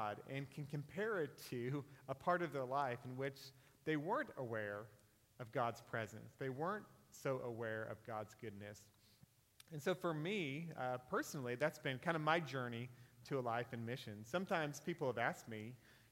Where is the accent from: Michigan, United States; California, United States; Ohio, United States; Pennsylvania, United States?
California, United States; Northern; I'm from Northern California, and my family was probably like the average family in Northern California